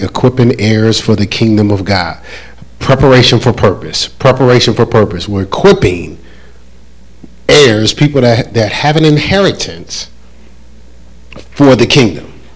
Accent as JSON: {"language": "English", "region": "New Jersey", "country": "United States", "moved": "yes", "lives_now": "North Carolina, United States", "said": "I am from New Jersey"}